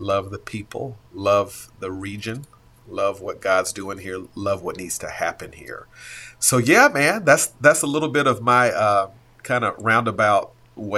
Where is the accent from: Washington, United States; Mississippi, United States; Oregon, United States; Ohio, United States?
Mississippi, United States; moved away as an adult; also born or lived in Oakland, California; now in Coachella Valley, United States; Born and raised in Mississippi, first church I pastored was in Oakland, California